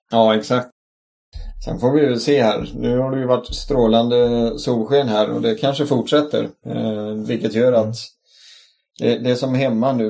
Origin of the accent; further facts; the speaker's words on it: Sweden; also born or lived in Gothenburg; vi svenskar